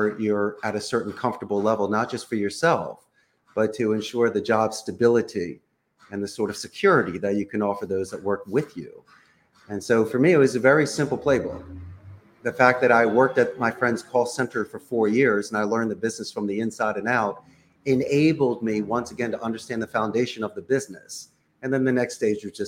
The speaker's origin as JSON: {"language": "English", "town": "Philadelphia", "region": "Pennsylvania", "country": "United States", "also_born_or_lived": "Arizona", "first_language": "English", "moved": "as an adult", "lives_now": "Costa Rica", "said": "I'm originally from Northeast Philadelphia"}